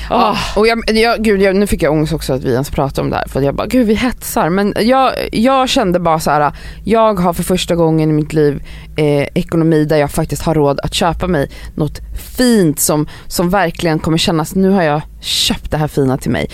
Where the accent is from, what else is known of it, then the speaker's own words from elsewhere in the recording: Stockholm, Stockholm County, Sweden; now in Stockholm, Sweden; när jag växte upp i Farsta